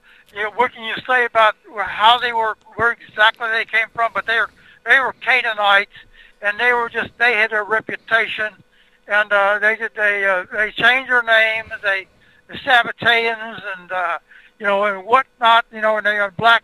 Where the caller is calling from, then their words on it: Houston, Texas, United States; I'm in Houston, Texas.